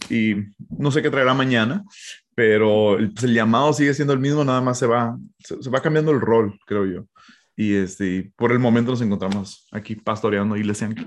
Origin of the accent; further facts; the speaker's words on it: Hermosillo, Sonora, Mexico; also born or lived in United States; Entonces, ah, yo, crecí en México, ah, nací en Estados Unidos, pero mis papás ya estaban en México, yo fui hecho en México, gloria a Dios.